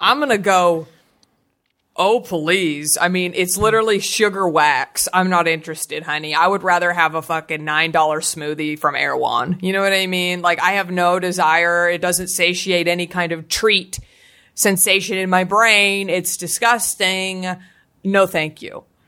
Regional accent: Dallas, Texas, United States; accent: Southern; I'm from Dallas

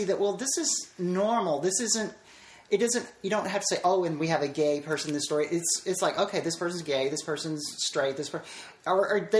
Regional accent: Nashville, Tennessee, United States; Nashville, Tennessee.

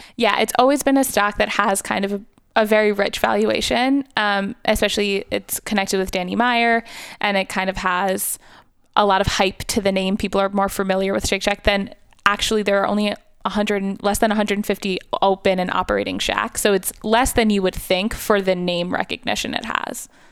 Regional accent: New York, United States; growing up in New York

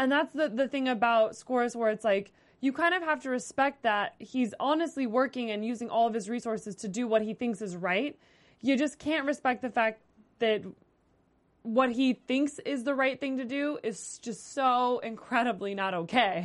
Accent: Las Vegas, Nevada, United States; I'm from Las Vegas

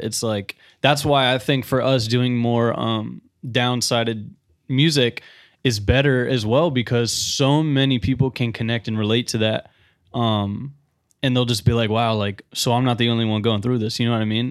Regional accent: Tampa, Florida, United States; also born or lived in Providence, Rhode Island; I was born in Providence, Rhode Island, um, but I moved here when I was four. So technically a Floridian

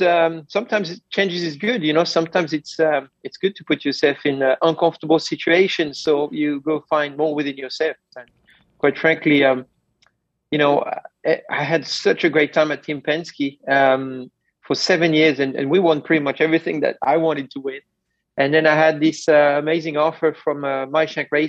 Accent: France; moved away; I grew up in France

